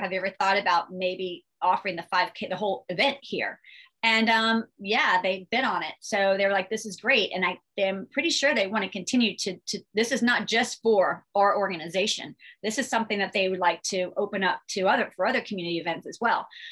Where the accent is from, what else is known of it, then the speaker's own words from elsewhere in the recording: Northern Virginia, United States; now in Richmond, United States; I was born and raised in Virginia, love Virginia, moved from Northern Virginia to Richmond